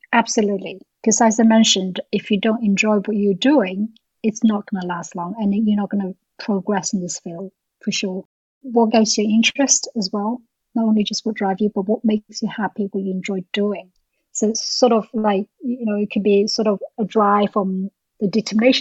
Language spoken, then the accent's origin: English; China; now in United Kingdom; I'm also originally from China